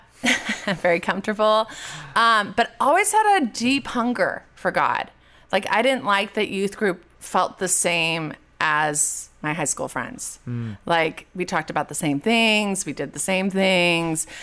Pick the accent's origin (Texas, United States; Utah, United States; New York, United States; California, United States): California, United States; Orange; I grew up public school in Orange, California